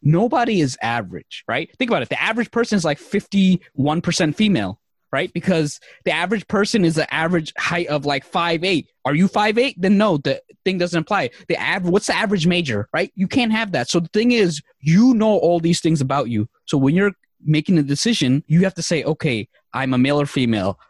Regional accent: New York City, New York, United States; also born or lived in Bangladesh; I came here when I was three years old

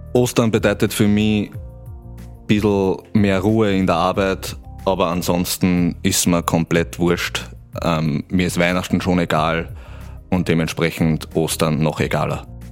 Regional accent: Upper Palatinate Forest, near Weiden in der Oberpfalz, Bavaria, Germany; moved away as an adult; also born or lived in Eichstätt / Regensburg; now in Vienna, Austria; Meine Heimat ist der Oberpfälzer Wald in der Nähe von Weiden in der Oberpfalz

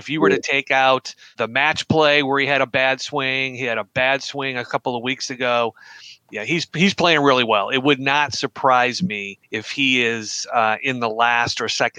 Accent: Western New York, United States; So I grew up in Western New York, about 15 minutes from a state university, Geneseo, and it was a pure college town.

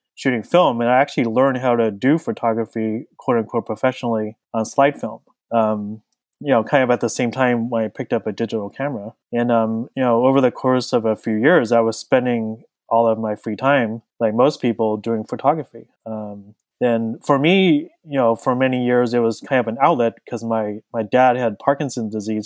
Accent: Southern California, United States; I was born and raised in Southern California

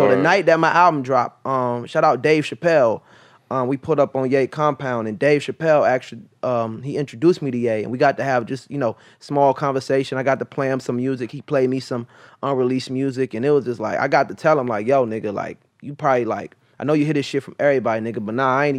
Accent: Maryland, United States; like I said, I'm from Maryland.

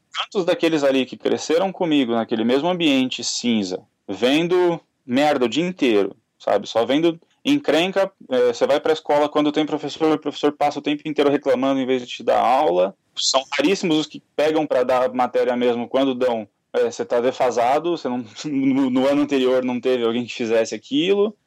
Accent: São Paulo, Brazil; eu sou nascido e criado na Zona Oeste de São Paulo

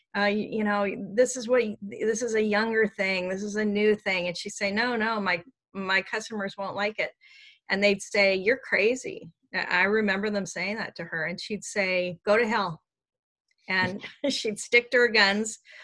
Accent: Seattle, Washington, United States; I grew up in Seattle

